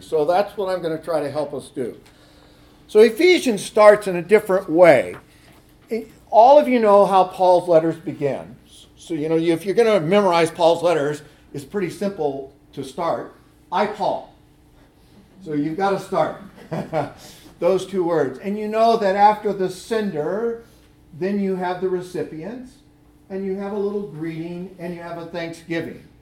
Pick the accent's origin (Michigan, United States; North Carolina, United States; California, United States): California, United States; moved away; I grew up in California